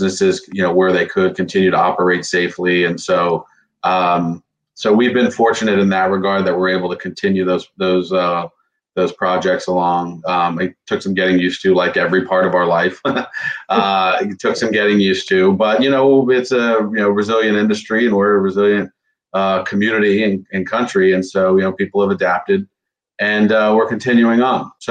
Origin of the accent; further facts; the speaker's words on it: Fort Lauderdale, Florida, United States; also born or lived in North Carolina / New York; I grew up in Fort Lauderdale, product of Broward schools